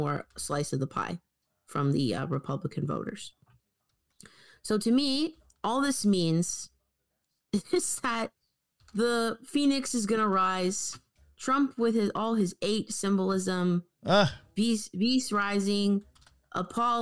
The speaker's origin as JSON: {"language": "English", "country": "Canada", "said": "as a Canadian"}